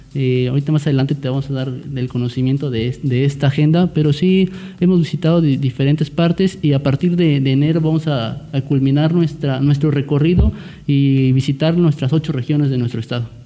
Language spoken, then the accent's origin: Spanish; Valles Centrales, Oaxaca, Mexico; soy originario de Valles Centrales